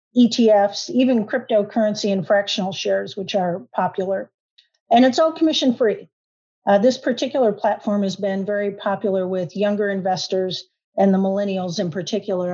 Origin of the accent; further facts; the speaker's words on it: Michigan, United States; now in Oklahoma, United States; I actually am a transplant to Oklahoma. I grew up in Michigan